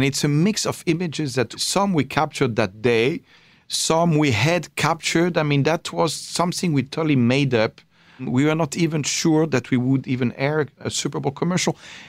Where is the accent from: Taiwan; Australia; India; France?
France; Paris, Île-de-France; born or raised there